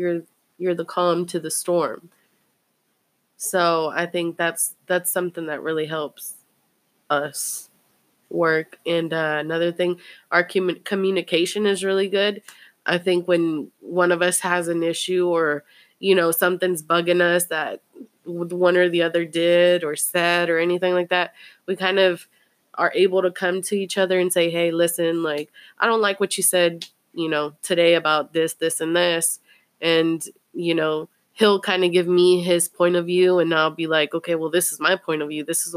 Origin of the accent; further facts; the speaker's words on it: Fort Worth, Texas, United States; I'm from Poly.